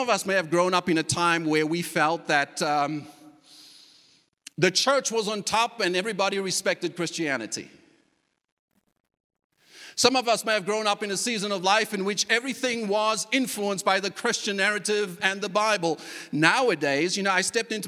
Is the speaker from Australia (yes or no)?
no; South Africa; moved away; a culture that I was even accustomed to growing up in South Africa